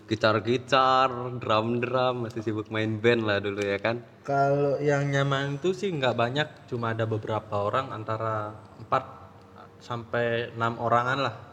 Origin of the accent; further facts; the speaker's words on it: Ubud, Bali, Indonesia; Aku dari Ubud.